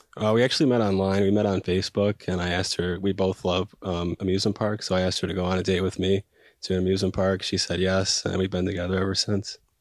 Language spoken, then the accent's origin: English; Buffalo, New York, United States; moved away as an adult; now in Washington, D.C., United States; I'm from Buffalo, New York